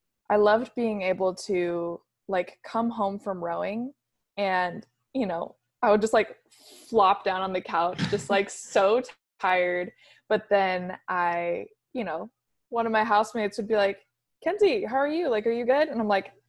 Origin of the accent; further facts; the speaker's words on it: Kirkland, Washington, United States; I grew up in Kirkland, Kirkland, Washington. So just across the water from UW